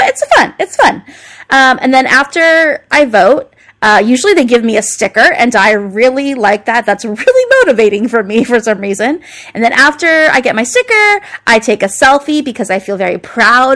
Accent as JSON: {"language": "English", "country": "United States", "said": "I'm proud to be an American."}